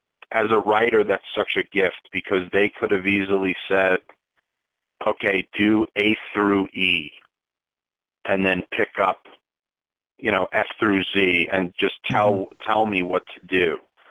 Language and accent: English; Long Island, New York, United States; I grew up on Long Island